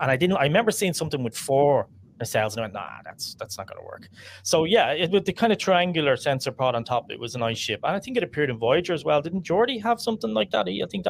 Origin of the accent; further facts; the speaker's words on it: Ireland; as an Irish person